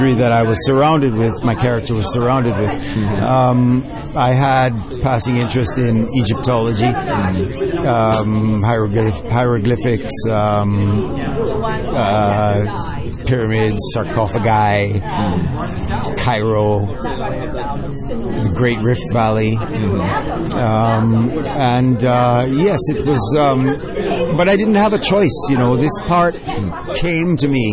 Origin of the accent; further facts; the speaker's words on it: Jamaica; now in Canada; I'm Jamaican. I grew up in Jamaica